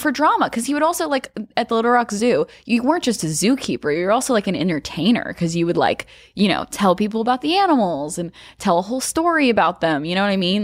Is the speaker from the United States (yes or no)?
yes; Arkansas, United States; growing up in Arkansas